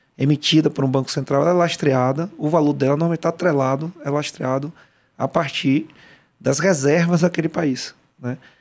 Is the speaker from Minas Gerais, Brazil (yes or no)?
no; Salvador, Bahia, Brazil; Eu, eu fui criado no Salvador, né? baiano